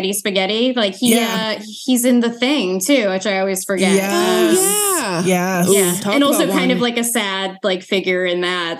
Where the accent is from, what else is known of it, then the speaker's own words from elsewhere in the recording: Boston, Massachusetts, United States; now in Philadelphia, United States; I'm from Boston, but I've like lived in and around Philly for like 10 years.